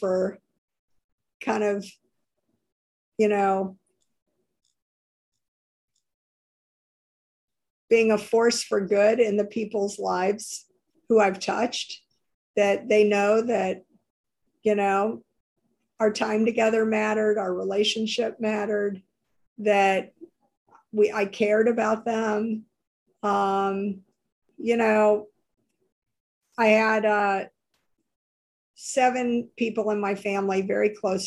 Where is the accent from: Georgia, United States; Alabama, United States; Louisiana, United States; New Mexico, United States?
Louisiana, United States; New Orleans; moved away; in the South, I grew up in New Orleans.